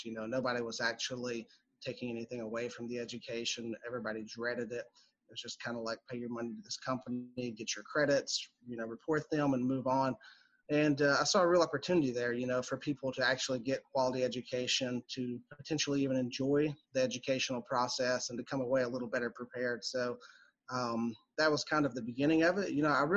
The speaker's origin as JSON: {"language": "English", "town": "Pikeville", "region": "Kentucky", "country": "United States", "tie": "born or raised there", "also_born_or_lived": "Richmond, Kentucky", "moved": "as an adult", "lives_now": "Lexington, United States", "said": "I'm from Eastern Kentucky, Pikeville to be exact. It's just kind of I guess it's probably a large town in Eastern Kentucky, but a small town as things go. And grew up there"}